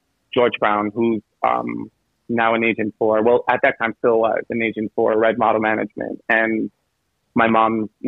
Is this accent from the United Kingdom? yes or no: no; St. Vincent & Grenadines; now in New York City, United States; I'm from the Caribbean. So, I'm from St. Vincent, super small island